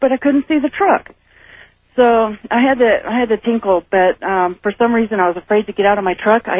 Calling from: Carson City, Nevada, United States; I'm calling from Carson City.

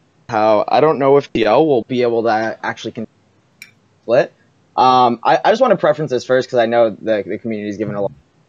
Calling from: Portsmouth, New Hampshire, United States; Hey, I'm from New Hampshire.

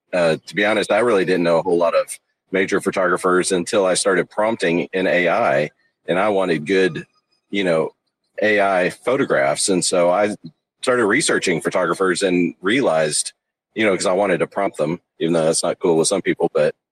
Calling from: Texas, United States; East Texas.

